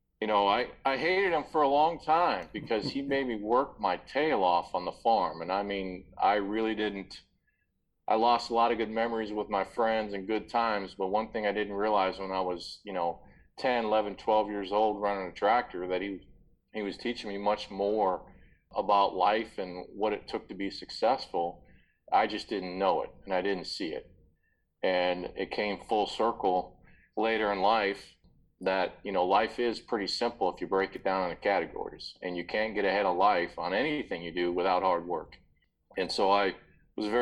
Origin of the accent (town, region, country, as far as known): Papillion, Nebraska, United States; born or raised there